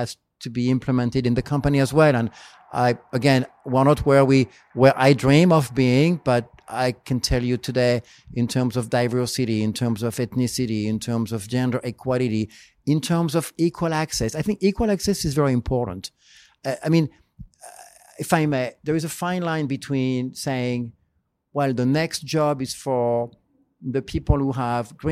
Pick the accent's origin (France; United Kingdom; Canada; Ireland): France; now in United States; this is my French side. We celebrate a lot in France